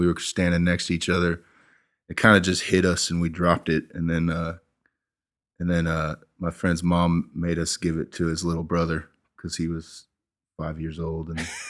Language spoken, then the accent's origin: English; Longview, Texas, United States; born there; Yeah, I was born in Longview, Texas, and my dad was working there. Everywhere I've lived was because of my dad's job, pretty much.